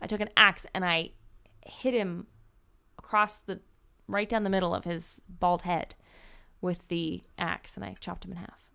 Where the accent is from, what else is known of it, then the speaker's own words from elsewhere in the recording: East Coast, United States; I grew up on the East Coast